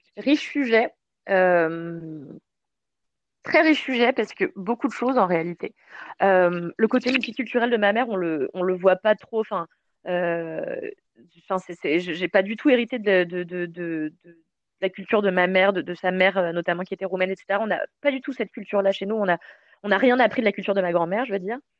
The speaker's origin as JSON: {"language": "French", "town": "Levallois-Perret", "region": "Île-de-France", "country": "France", "tie": "born or raised there", "also_born_or_lived": "Mauritius", "said": "quand j'étais petite, j'habitais à Levallois"}